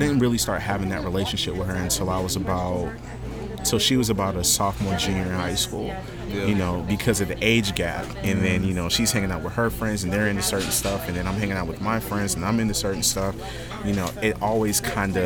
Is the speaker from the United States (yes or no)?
yes; Augusta, Georgia, United States; also born or lived in Germany; I grew up here in Augusta. I was born in, I was actually born in Germany